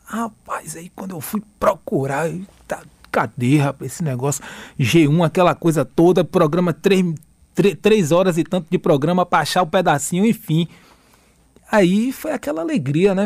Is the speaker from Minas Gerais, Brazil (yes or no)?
no; Camacan, Bahia, Brazil; moved away as an adult; now in Salvador, Brazil; eu sou do interior, né, sou de Camacan e vim morar em Salvador